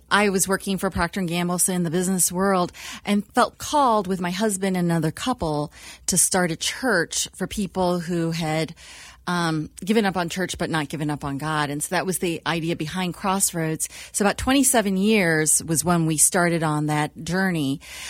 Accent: United States; I'm a first-generation Chinese born in the U.S.

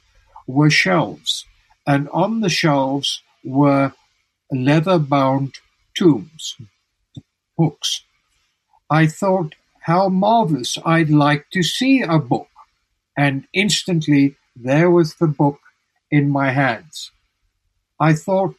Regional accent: South Africa; moved away as an adult; also born or lived in Tucson, Arizona; in South Africa, I was very ill

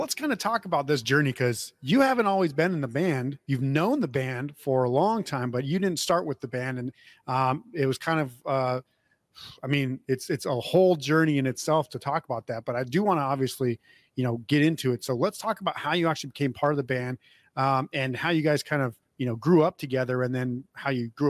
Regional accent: Portland, Oregon, United States; now in Las Vegas, United States; I grew up on the east side of Portland. My brother lives on the west side of Portland, but I live in Las Vegas now.

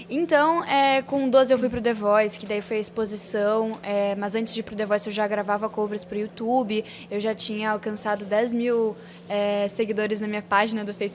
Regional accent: Porto Alegre, Rio Grande do Sul, Brazil; born there; Eu nasci em Porto Alegre, mas a história é longa. Eu já morei em oito cidades e já passei por nove mudanças.

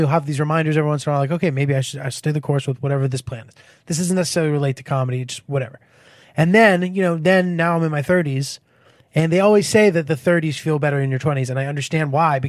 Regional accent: Connecticut, United States; No. I'm from like not the fancy part. Where I'm from is fine. It's like kind of a middle class town, quiet, nice, you know.

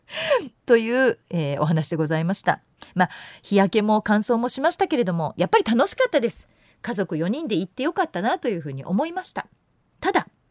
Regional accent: Yamanashi, Japan; moved away; 私山梨県出身でして海のない県で育ってる

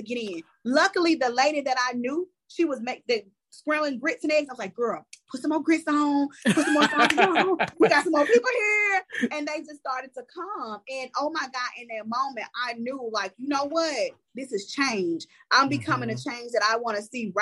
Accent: Mississippi, United States; I'm from Mississippi

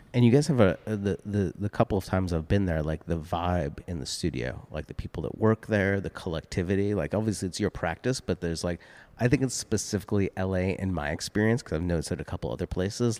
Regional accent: Boston, Massachusetts, United States; I'm from Boston

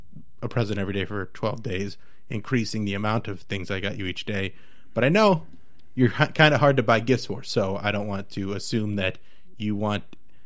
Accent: Edina, Minnesota, United States; Like, I'm from Edina, so, like, that was always...

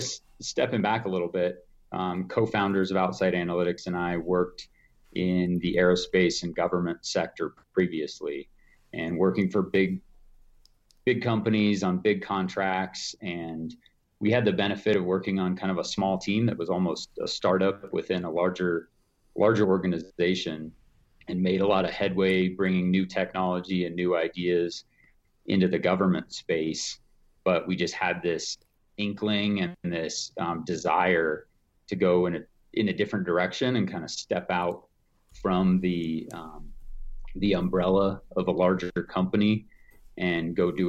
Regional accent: Evergreen, Colorado, United States; So yeah, I grew up fishing on Evergreen Lake.

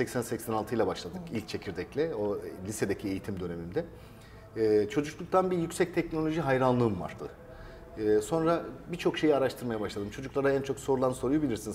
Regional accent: Seydişehir, Konya, Turkey; Ee, ben Seydişehir Konya doğumluyum

